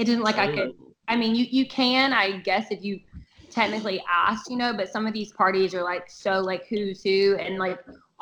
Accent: the South, United States; I'm from the South

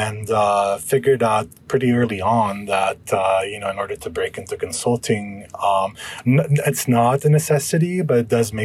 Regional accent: Lebanon; moved away; I'm originally from Lebanon.

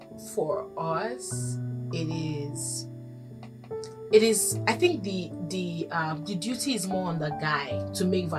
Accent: Ghana; And I'm Ghanaian.

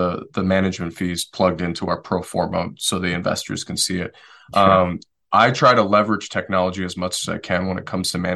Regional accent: Detroit, Michigan, United States; moved away; also born or lived in Western North Carolina; I'm originally from Detroit, Michigan

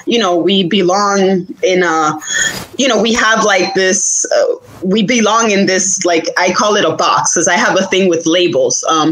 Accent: New York City, New York, United States; moved away as an adult; also born or lived in Miami, Florida; now in South Florida, United States; my parents came to Washington Heights probably like late 70s. So I'm an 80s baby, literally born and raised 176.

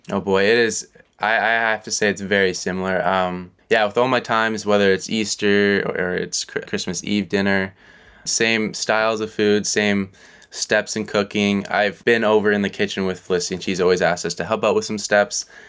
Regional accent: Vancouver, British Columbia, Canada; moved away as an adult; now in Kingston, Canada; growing up in Vancouver all my life

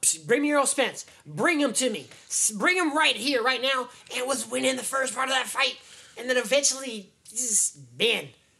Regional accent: Las Vegas, Nevada, United States; I'm from Vegas

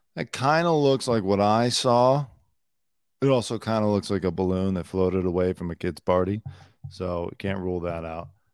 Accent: United States; I'm an American

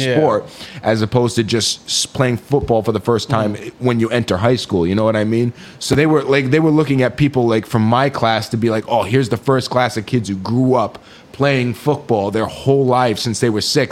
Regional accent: Seekonk, Massachusetts, United States; growing up in Seekonk as kind of like an outsider

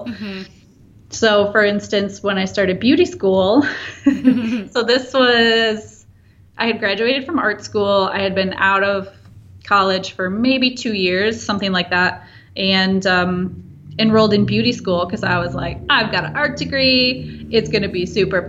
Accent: Wisconsin, United States; now in Milwaukee, United States; I grew up in Wisconsin in a very small town and moved to Milwaukee to go to art school

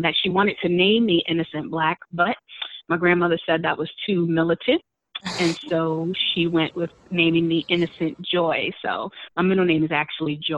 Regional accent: New York City, New York, United States; They're wonderful places. I call them home. You know, those, that's my hometown.

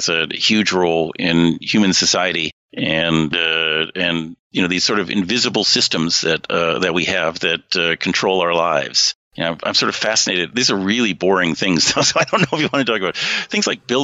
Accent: a small town outside of Seattle, American West, Washington, United States; I'm from the American West. That's where I was raised, in a small town outside of Seattle.

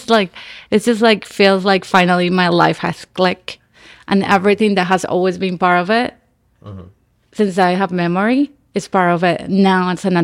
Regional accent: Nicaragua; English is a second language; moved away as an adult; also born or lived in Miami, Florida / Gainesville, Florida; now in Los Angeles, United States; So I was born in Miami, but I was raised in Nicaragua, and then I moved to Florida to go to school and graduate in theater.

